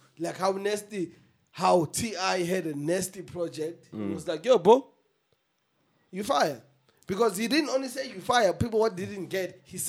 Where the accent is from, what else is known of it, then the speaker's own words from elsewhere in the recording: South Africa; But just make sure that it is known that I'm an artist from South Africa.